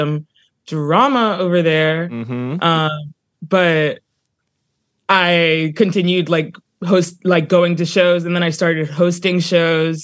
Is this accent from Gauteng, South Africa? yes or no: yes; Johannesburg, Gauteng, South Africa; also born or lived in New Brunswick, New Jersey / Brooklyn; now in Queens, United States; growing up in Johannesburg as it was when I moved to New Jersey